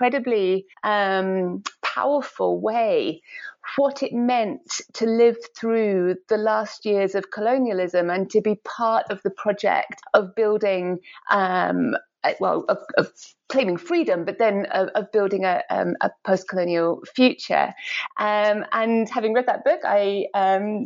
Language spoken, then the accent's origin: English; Edinburgh, Scotland, United Kingdom; I grew up in Edinburgh, in Scotland